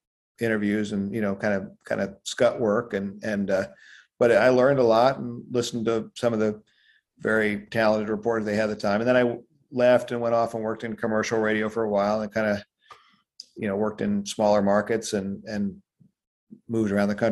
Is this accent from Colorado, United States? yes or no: yes; Denver, Colorado, United States; I grew up in Denver, Colorado